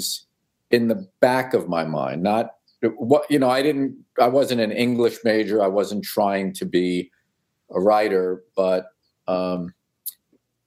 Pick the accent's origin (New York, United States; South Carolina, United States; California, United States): New York, United States; New York City; also born or lived in Long Island, New York; I was born in Brooklyn and I lived there until I was 10